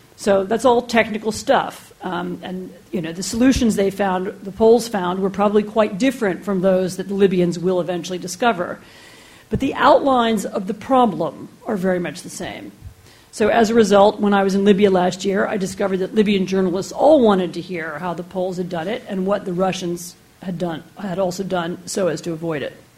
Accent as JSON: {"language": "English", "country": "United States", "also_born_or_lived": "Poland", "said": "I'm American"}